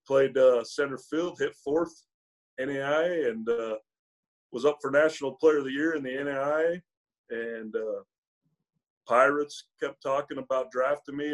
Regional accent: Utah, United States; growing up in Utah

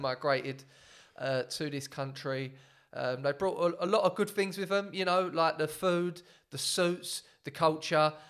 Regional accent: England, United Kingdom; I'm very much English

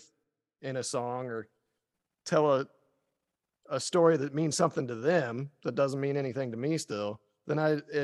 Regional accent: Polk County, Oregon, United States; now in London, United Kingdom; Polk County, Oregon. I'm from Oregon originally.

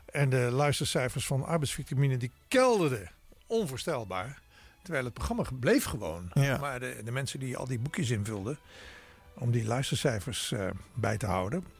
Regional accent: Maastricht, Limburg, Netherlands; DJ-tijd in Maastricht, waar ik vandaan kom.

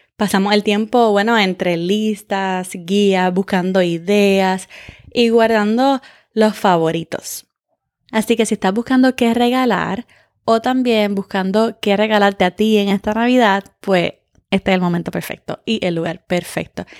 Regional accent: California, United States; yo soy de California

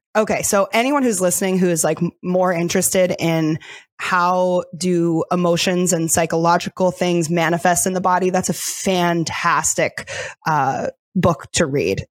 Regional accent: Delaware, United States; moved away as an adult; also born or lived in New York City; I was born and raised in Delaware

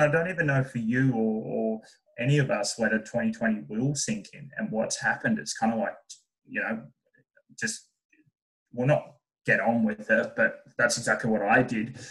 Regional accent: Burnie, Tasmania, Australia; moved away as an adult; born and raised in Tasmania

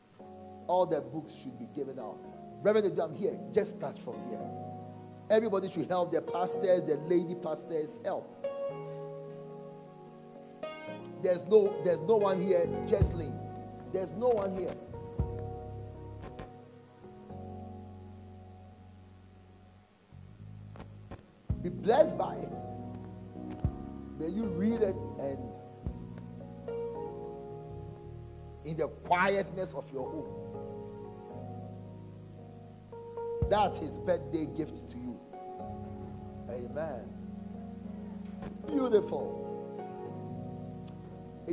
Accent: Nigeria; I'm a Nigerian

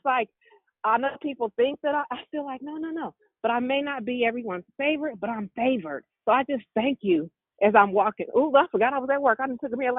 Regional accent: California, United States; I'm from California

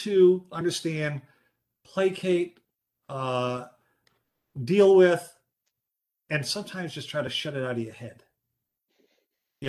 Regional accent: Pawtucket, Rhode Island, United States; also born or lived in New York City; now in Plattsburgh, United States; I grew up in Pawtucket, Rhode Island, the concrete city

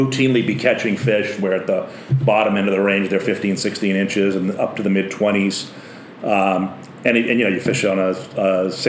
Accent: Maine, United States; also born or lived in New Jersey; I was exiled from Maine for a few years after college. I lived in New Jersey

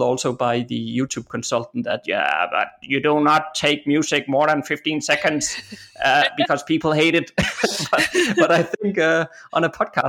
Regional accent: Denmark; I'm from Denmark. You know, this country is just flat

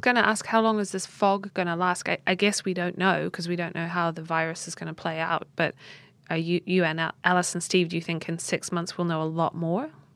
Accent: New Zealand; moved away; in New Zealand, in my home country

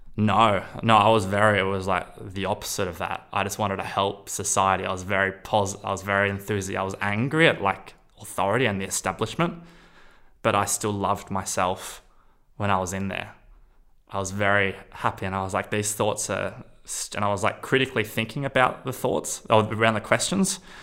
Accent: Australia; I'm from Australia

